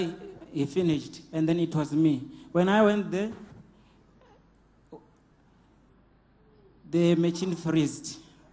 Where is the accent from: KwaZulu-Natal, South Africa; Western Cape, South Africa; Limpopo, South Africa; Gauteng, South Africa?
Limpopo, South Africa; Venda; I'm from Venda